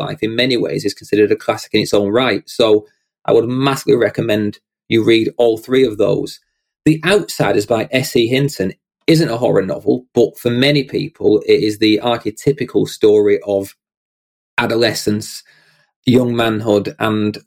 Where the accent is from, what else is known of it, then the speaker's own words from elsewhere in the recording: United Kingdom; my first fellow Brit in the guest seat. Prepare for my accent to get thicker